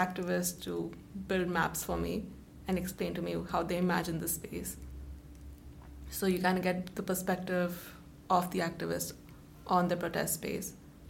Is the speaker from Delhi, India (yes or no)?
yes; Delhi, India; moved away as an adult; now in Switzerland; So I am originally from Delhi in India, which is the capital of India.